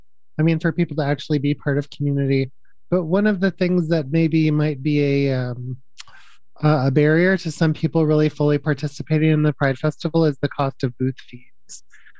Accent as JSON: {"language": "English", "region": "the South", "country": "United States", "said": "I mean, I'm from the South. I mean, I moved here from the South"}